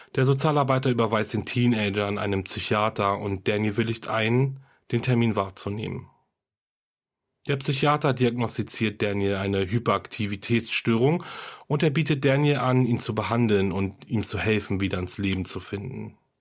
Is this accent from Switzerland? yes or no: no; Germany; Hier bei uns in Deutschland